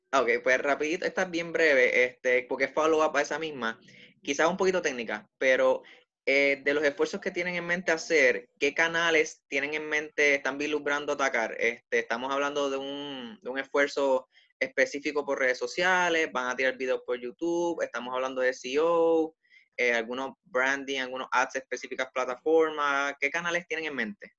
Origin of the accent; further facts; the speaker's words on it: Puerto Rico; Somos territorio de Estados Unidos